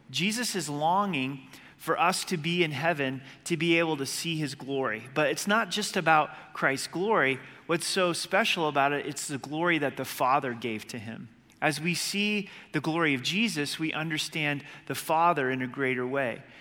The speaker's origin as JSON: {"language": "English", "region": "Southern Oregon", "country": "United States", "tie": "born or raised there", "said": "Growing up in Southern Oregon on the, the Rogue River"}